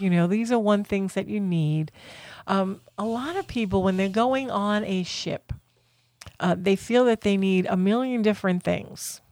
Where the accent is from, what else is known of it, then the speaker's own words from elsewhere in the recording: Florida, United States; we're from Florida